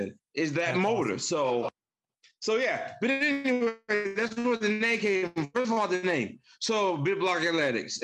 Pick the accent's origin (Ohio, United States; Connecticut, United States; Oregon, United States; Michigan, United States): Michigan, United States; I was raised in Michigan, even though I'm not from Michigan originally, but I was raised in Michigan